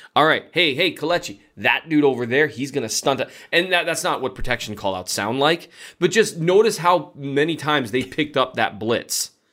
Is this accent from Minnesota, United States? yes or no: yes; Minnesota, United States; I'm from Minnesota